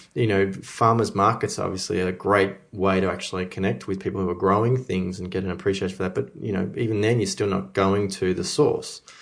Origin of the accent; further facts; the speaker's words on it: Melbourne, Victoria, Australia; growing up in Melbourne, you know, myself